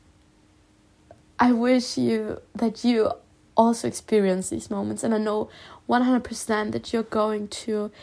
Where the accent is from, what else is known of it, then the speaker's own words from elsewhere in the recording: Germany; also born or lived in Spain; I was born in Spain and I lived in Spain, and when I was young, 8 years old, we moved back to Germany